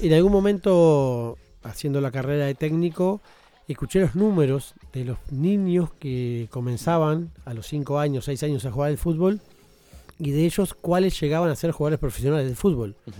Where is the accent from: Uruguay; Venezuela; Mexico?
Uruguay; como uruguayos